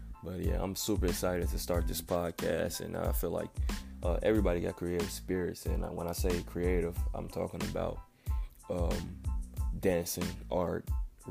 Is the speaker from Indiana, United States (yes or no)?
yes; Gary, Indiana, United States; also born or lived in East Chicago, Indiana / Griffith, Indiana; I come from Gary, Indiana, where I grew up in Delaney, right across the street from Roosevelt